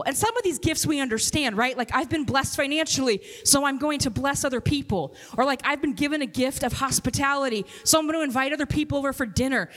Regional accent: Kansas City, United States; also born or lived in Robbinsdale, Minnesota; now in Minnesota, United States; I'm from Kansas City

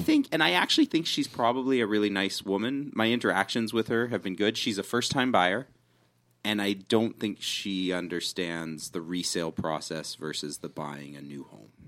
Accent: Canada; being Canadian

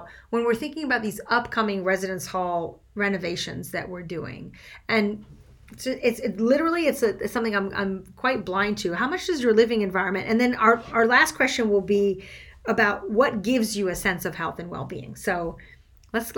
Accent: Switzerland; first language French; English is a second language; now in Grinnell, United States; I grew up in Switzerland speaking French, so English is my second language.

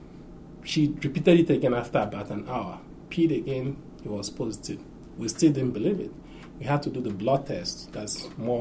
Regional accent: Nigeria; growing up in Nigeria

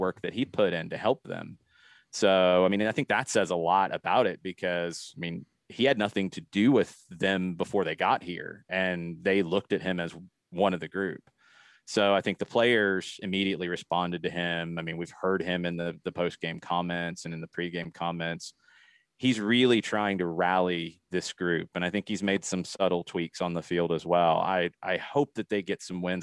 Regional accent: Atlanta, Georgia, United States; I grew up playing in the Atlanta area.

